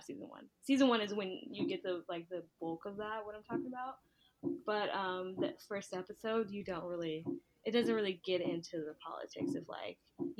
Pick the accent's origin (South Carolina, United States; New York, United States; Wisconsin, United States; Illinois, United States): New York, United States; Brooklyn; Like, I'm from Brooklyn.